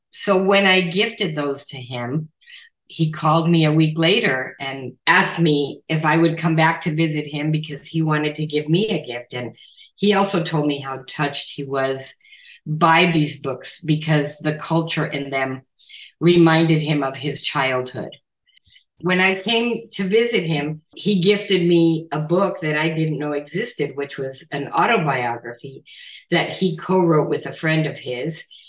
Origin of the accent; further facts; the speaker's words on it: Nogales, Arizona, United States; now in Tucson, United States; my hometown of Nogales, Arizona, on the border, where, that's where I grew up